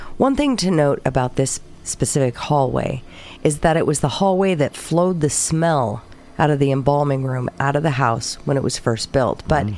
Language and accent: English; the South, United States; Of course, though, I am from the South, which comes with a heavy belief in the Bible, or otherwise known as Sky Daddy.